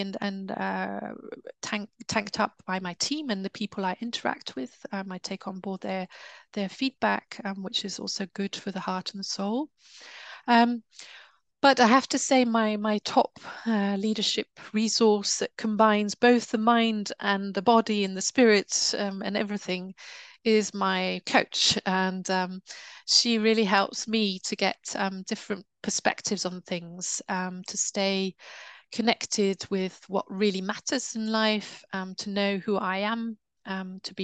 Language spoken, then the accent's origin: English; United Kingdom; I'm British